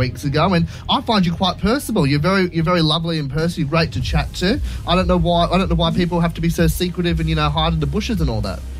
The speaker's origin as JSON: {"language": "English", "town": "Gosford", "region": "New South Wales", "country": "Australia", "said": "I'm from Gosford."}